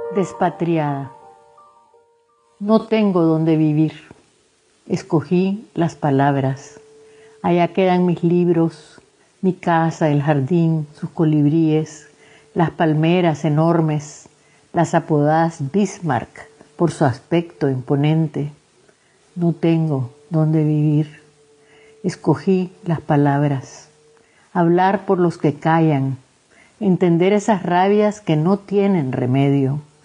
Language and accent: Spanish; Nicaragua; moved away; soy una poeta nicaragüense